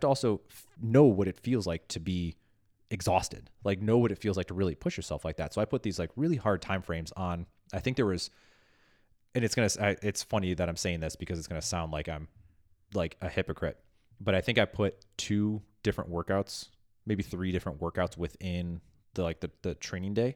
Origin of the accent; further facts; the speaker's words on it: Midwest, United States; I'm from the Midwest and being passive aggressive is, like, second language to me